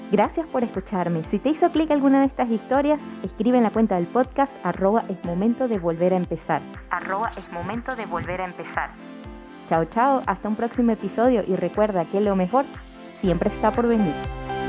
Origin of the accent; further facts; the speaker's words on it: Caracas, Capital District, Venezuela; now in Lima, Peru; Yo soy venezolana, eh, caraqueña.